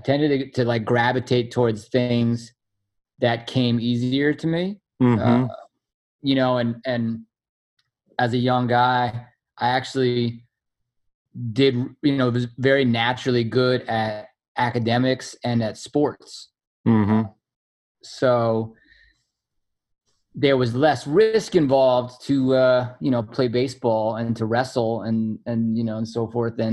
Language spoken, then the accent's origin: English; New York City, New York, United States; I grew up here. I'm born and raised in New York City, in Manhattan, like a real as city kid as you can be